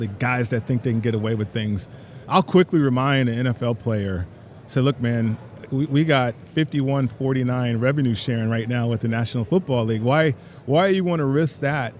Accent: Las Vegas, Nevada, United States; my hometown is hosting a Super Bowl

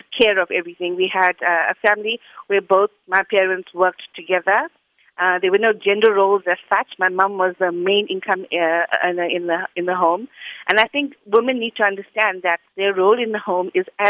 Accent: Chatsworth, KwaZulu-Natal, South Africa; accent: Indian; I've always been a Chatsworth girl. I schooled in Chatsworth

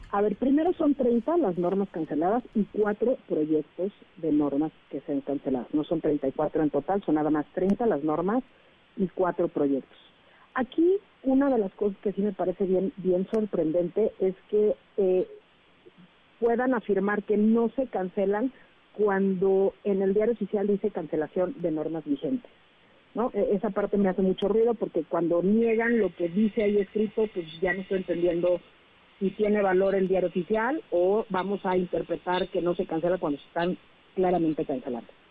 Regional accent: Mexico; nosotros como mexicanos

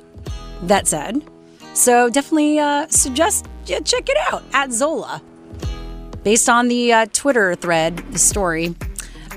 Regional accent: Canada; We're Canadian

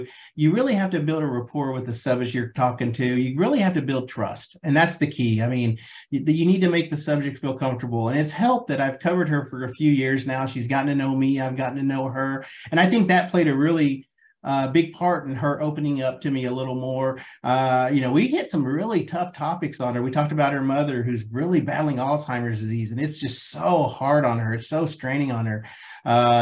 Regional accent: Oklahoma, United States; also born or lived in Redondo Beach, California; I moved to Oklahoma when I was 6 months old

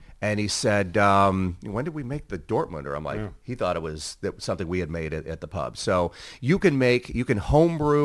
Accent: Southern California, United States; I'm from Southern California

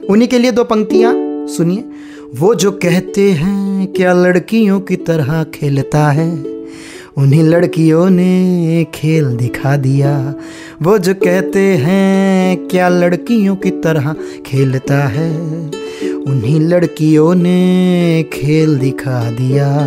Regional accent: Kurukshetra, Haryana, India; मैं खुद कुरुक्षेत्र से हूँ और मैंने वहाँ पर हॉकी खेलते बहुत से लोगों को देखा है

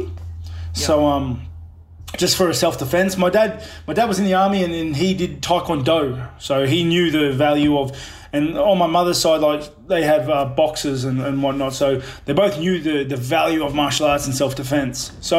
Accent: Australia; also born or lived in New Zealand; Yeah, I was born in New Zealand, but literally it was kind of like an accidental birth in New Zealand. So, like, my mum was living here in Australia with my dad

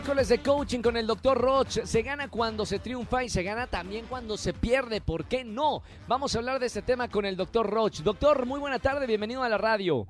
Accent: Monterrey, Nuevo León, Mexico; yo que soy de Monterrey

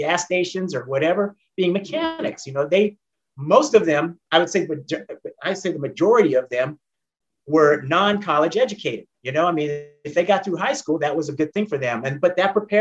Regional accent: San Jose, California, United States; moved away as an adult; also born or lived in Oakland, California; now in Atlanta, United States; I grew up primarily between San Jose, California and Oakland, California

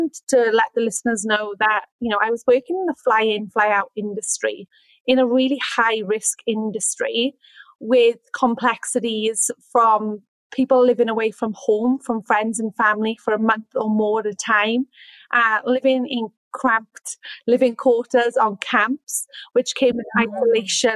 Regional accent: Wales, United Kingdom; moved away as an adult; also born or lived in Sydney, Australia; now in Orange, Australia; I'm from Wales. And I came to Australia in 2013 as a young, ambitious backpacker

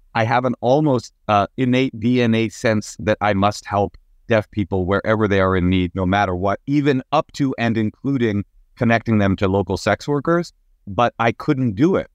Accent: Oakland, California, United States; I was raised in Oakland, California

